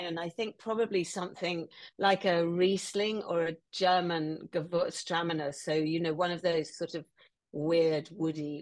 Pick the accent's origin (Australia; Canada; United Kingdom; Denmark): United Kingdom; England; as an English woman, I feel like that represents my Englishness